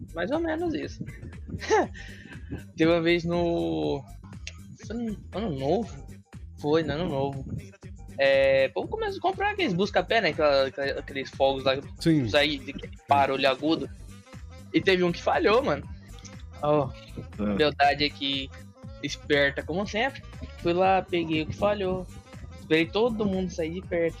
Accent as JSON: {"language": "Portuguese", "region": "Mato Grosso", "country": "Brazil", "said": "Eu sou do estado de Mato Grosso"}